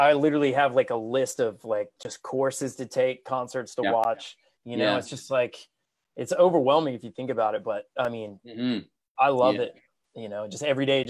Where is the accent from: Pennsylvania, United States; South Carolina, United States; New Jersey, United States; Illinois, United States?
South Carolina, United States; also born or lived in Los Angeles; I grew up here in South Carolina